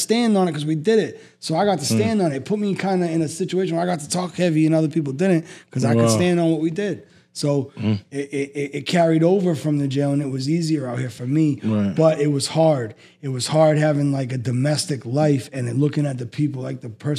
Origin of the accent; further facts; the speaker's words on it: Massachusetts, United States; moved away; also born or lived in Philadelphia; I'm from Massachusetts